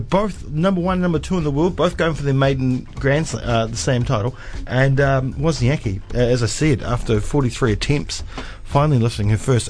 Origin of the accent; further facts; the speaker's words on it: Cromwell, Otago, New Zealand; Growing up in Cromwell